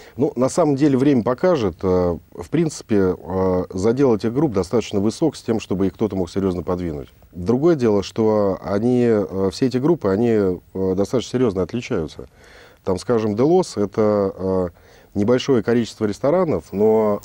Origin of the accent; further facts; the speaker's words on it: Moscow, Russia; Родился я в Москве